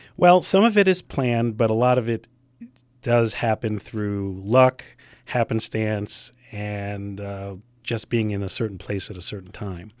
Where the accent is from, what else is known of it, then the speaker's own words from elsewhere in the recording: New York City, New York, United States; moved away as an adult; also born or lived in Baltimore; I'm from New York originally, and I knew I did not want to go back to New York City